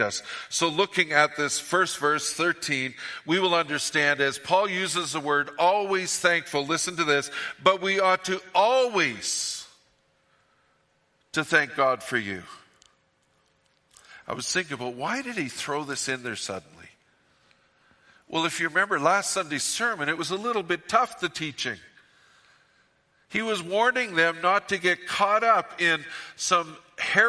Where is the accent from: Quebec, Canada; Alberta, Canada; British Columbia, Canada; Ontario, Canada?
British Columbia, Canada; Fort St. John; I'm from Fort St. John